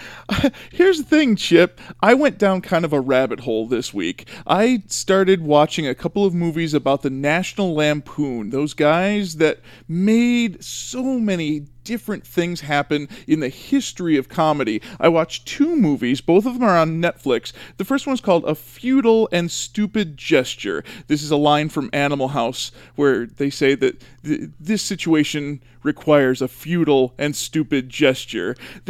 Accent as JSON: {"language": "English", "town": "Chicago", "region": "Illinois", "country": "United States", "tie": "born or raised there", "said": "I grew up in Chicago"}